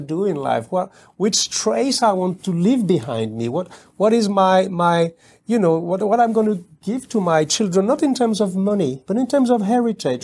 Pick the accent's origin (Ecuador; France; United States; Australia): France; outside of Paris, Île-de-France; English is a second language; I was born in Paris, but I was raised outside of Paris.